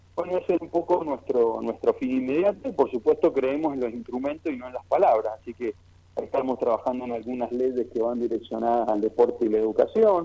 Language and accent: Spanish; Mendoza, Argentina; nosotros como ciudadanos mendocinos